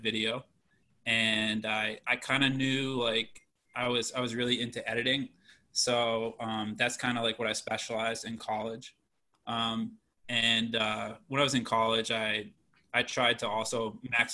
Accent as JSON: {"language": "English", "town": "Shrewsbury", "region": "Massachusetts", "country": "United States", "tie": "born or raised there", "moved": "as an adult", "lives_now": "Washington, D.C., United States", "said": "I was born in Shrewsbury. I lived there my whole life, and I went to Shrewsbury High."}